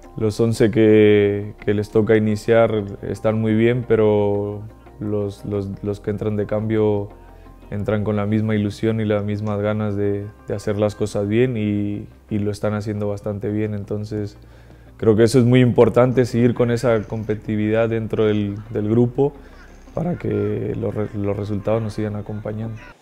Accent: Mexico; moved away as an adult; Yo como, como mexicano, cuando estaba en México

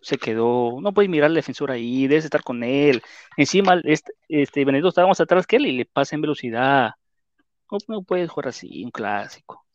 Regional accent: Peru; así somos los peruanos

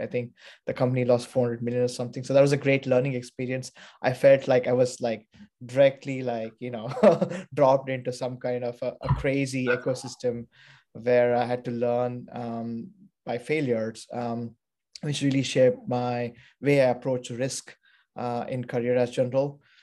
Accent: Bangalore, Karnataka, India; moved away as an adult; also born or lived in Pittsburgh / New York / London; now in San Francisco, United States; I was born and brought up in India, um, in Bangalore

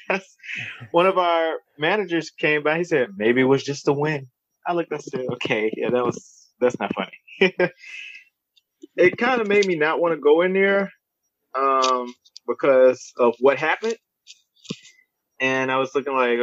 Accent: Baton Rouge, Louisiana, United States; I was born and raised here in Baton Rouge, Louisiana.

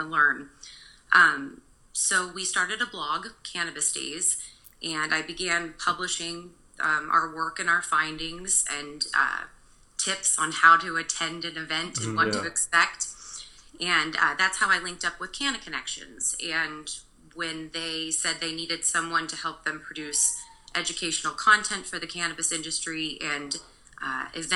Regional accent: Kansas, United States; moved away as an adult; now in Oregon, United States; I grew up in Kansas

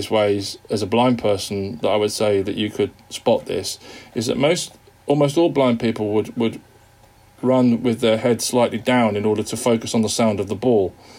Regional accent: Wigan, North West England, United Kingdom; also born or lived in Liverpool; I was born in Wigan in the northwest of England to parents who are from Liverpool

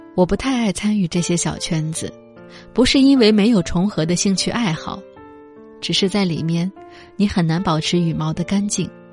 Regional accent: China; 身为一个中国人很自豪

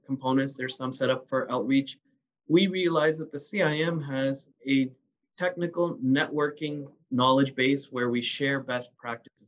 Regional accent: Canada; born or raised there

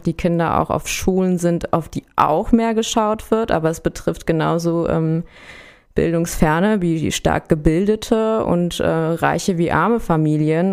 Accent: Berlin, Germany; moved away as an adult; now in Frankfurt, Germany; ich bin in Berlin aufgewachsen

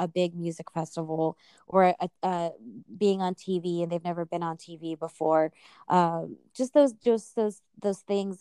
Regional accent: Walnut, California, United States; I'm from Walnut, California. I'm Filipino

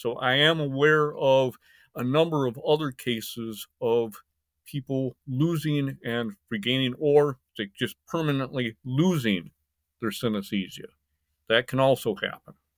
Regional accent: Michigan, United States; also born or lived in Indiana / Taiwan / Caribbean; now in Summerville, South Carolina, United States; I was born in Michigan. in the United States and grew up in Michigan and Indiana

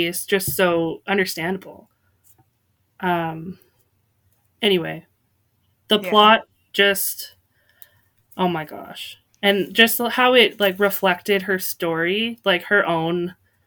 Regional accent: Canada; I'm from Canada

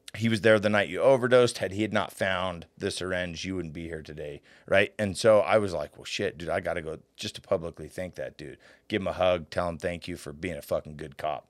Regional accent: Layton, Utah, United States; I was a kid from Layton, Utah

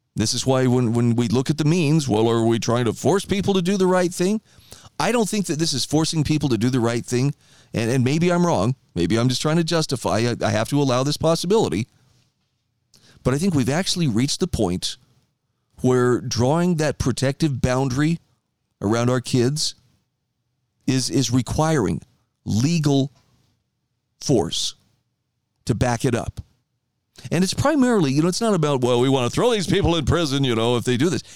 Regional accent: Idaho, United States; my home state of Idaho

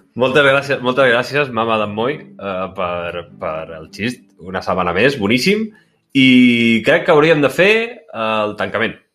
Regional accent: Sant Jordi Desvalls, Catalonia, Spain; del meu poble Sant Jorge d'Esvals

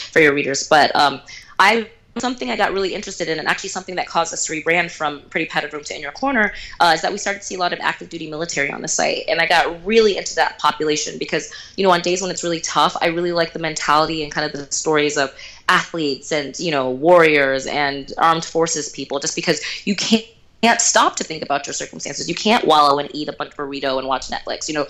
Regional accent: Houston, Texas, United States; I was born in Houston, Texas

